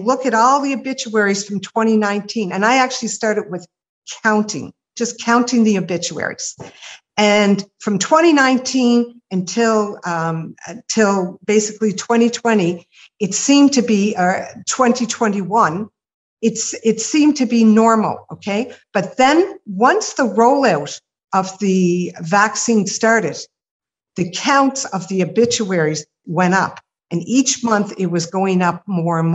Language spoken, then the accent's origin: English; Nova Scotia, Canada